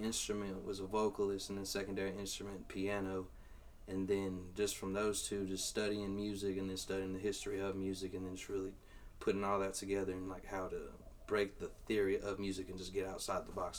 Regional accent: Temple, Texas, United States; also born or lived in Georgetown, Texas; I'm a 254 representative, born and raised in Temple, Texas. Went to school in Belton.

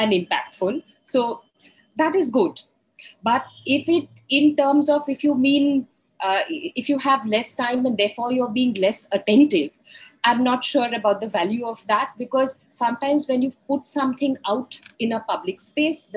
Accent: India; I am female, I am maybe middle-aged, I am Indian

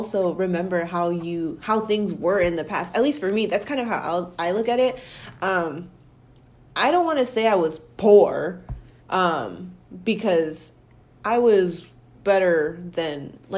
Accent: Milwaukee, Wisconsin, United States; Growing up in Milwaukee my whole life

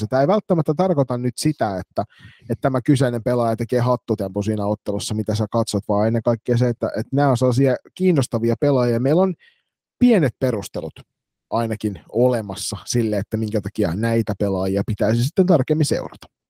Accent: Turku, Southwest Finland, Finland; born or raised there

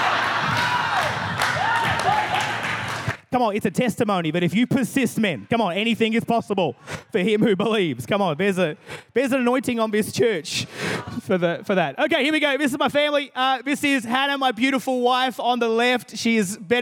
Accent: Adelaide, South Australia, Australia; I am from God's favourite city in Australia, Adelaide, South Australia

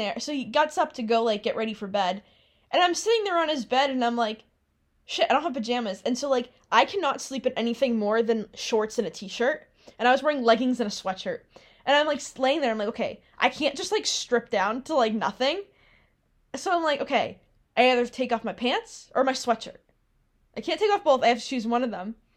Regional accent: Massachusetts, United States; moved away

